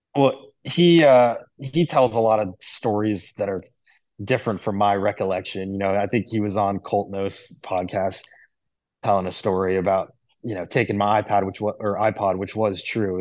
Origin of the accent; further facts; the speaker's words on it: Miami, Florida, United States; also born or lived in Jupiter, Florida; I grew up in Miami and, uh, my dad worked for the U S T A.